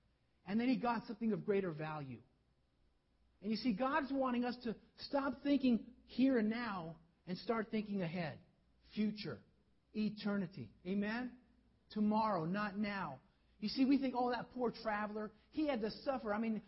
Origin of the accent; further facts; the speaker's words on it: North Carolina, United States; born there; I was born in the south. I don't have a southern accent, but I was born down south in North Carolina.